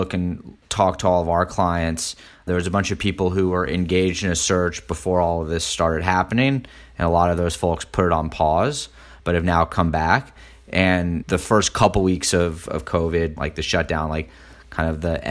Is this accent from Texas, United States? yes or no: yes; Houston, Texas, United States; now in New York, United States; I grew up in Houston, everybody drives to work